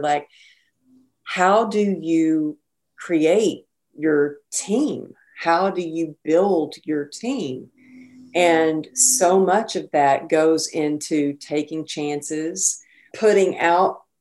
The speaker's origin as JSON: {"language": "English", "region": "Texas", "country": "United States", "tie": "born or raised there", "moved": "yes", "lives_now": "California, United States", "said": "growing up in Texas"}